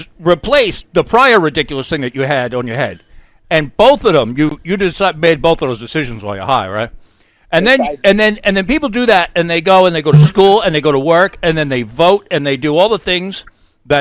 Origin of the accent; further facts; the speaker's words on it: New York, United States; now in New Hampshire, United States; I'm from New York. I live in New Hampshire